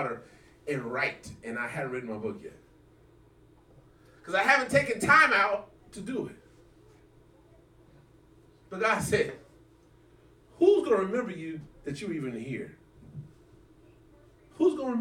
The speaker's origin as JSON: {"language": "English", "region": "Arkansas", "country": "United States", "said": "I came from Arkansas"}